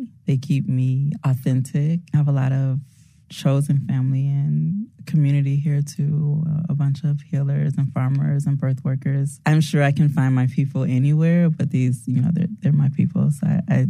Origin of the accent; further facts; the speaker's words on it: Evanston, Illinois, United States; moved away as an adult; also born or lived in Chicago far South Side; now in Chicago, United States; I'm from Evanston. I'm a fourth generation Evanstonian. I live on the far south side.